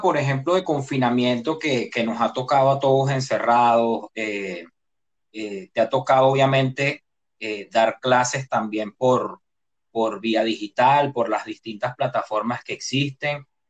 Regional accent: Venezuela; now in Panama; yo como venezolano

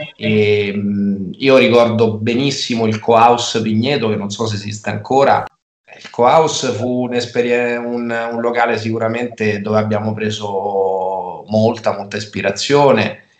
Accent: Rieti, Lazio, Italy; also born or lived in Perugia; Io sono nato a Rieti, eh, ho, studiato, ho, studiato, a Rieti, ho fatto tutte le scuole, tutte le scuole a Rieti

